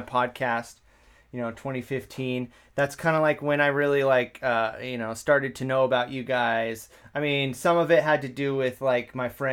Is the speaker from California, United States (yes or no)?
yes; Woodland, California, United States; growing up in Woodland